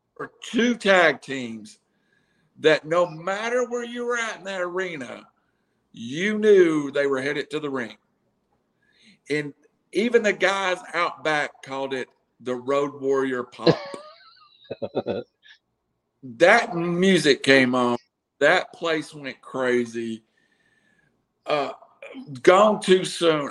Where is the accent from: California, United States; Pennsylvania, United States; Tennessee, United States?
Tennessee, United States; Chattanooga; I was from Chattanooga